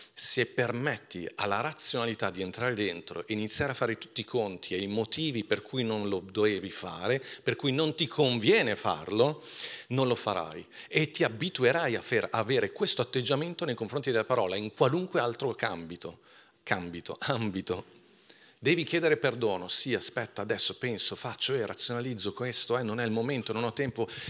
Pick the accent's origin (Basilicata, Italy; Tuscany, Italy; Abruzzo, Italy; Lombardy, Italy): Lombardy, Italy; Milan; sono cresciuto a Milano